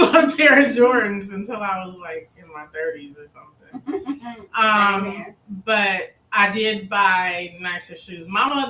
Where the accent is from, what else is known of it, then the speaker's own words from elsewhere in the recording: Chicago, Illinois, United States; We're from Chicago.